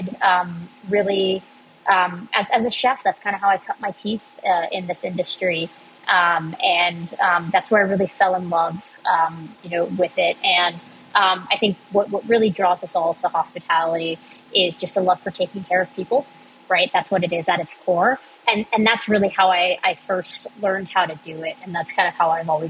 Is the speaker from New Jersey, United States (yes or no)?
no; Cincinnati, Ohio, United States; moved away as an adult; also born or lived in Boston; I grew up in Cincinnati, but went to college in Boston